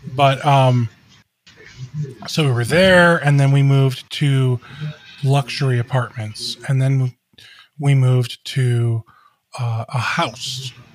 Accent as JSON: {"language": "English", "town": "Cleveland", "region": "Ohio", "country": "United States", "tie": "born or raised there", "said": "I grew up in the Cleveland area."}